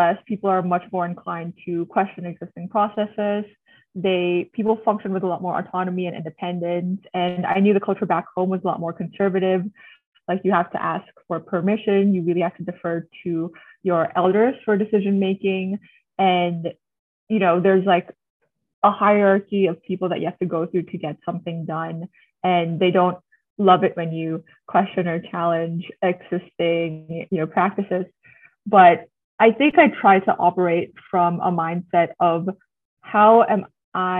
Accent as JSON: {"language": "English", "town": "Manila", "region": "Metro Manila", "country": "Philippines", "tie": "born or raised there", "also_born_or_lived": "United States", "said": "I was born and raised in Manila to a Filipino-Chinese family"}